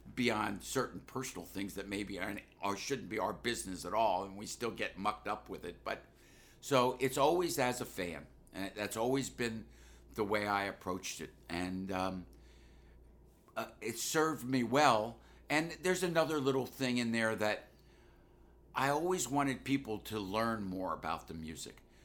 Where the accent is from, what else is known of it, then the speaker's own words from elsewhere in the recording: Washington, District of Columbia, United States; moved away as an adult; growing up in Washington, D C, I was obviously influenced by African-American culture